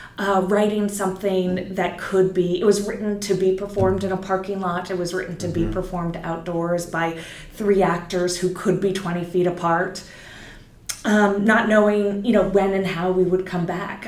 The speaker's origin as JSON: {"language": "English", "area": "Silicon Valley", "region": "California", "country": "United States", "also_born_or_lived": "New York", "moved": "yes", "said": "I'm from Silicon Valley originally. I've been in New York for many years."}